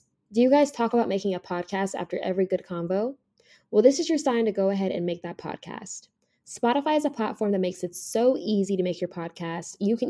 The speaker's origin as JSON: {"language": "English", "town": "Las Vegas", "region": "Nevada", "country": "United States", "said": "I'm from Vegas. I now live in Jersey/New York, and I work for L'Oreal as a financial analyst."}